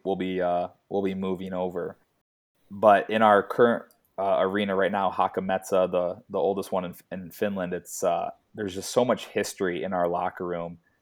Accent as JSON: {"language": "English", "country": "United States", "moved": "as an adult", "said": "being an American"}